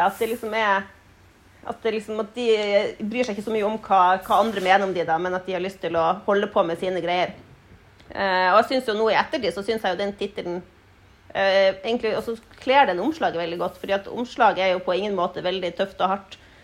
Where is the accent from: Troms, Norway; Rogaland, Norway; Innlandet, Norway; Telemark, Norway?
Troms, Norway; Tromsø; Jeg har bodd i Tromsø hele livet, helt fra jeg var ett år. Så eh, vokste opp her.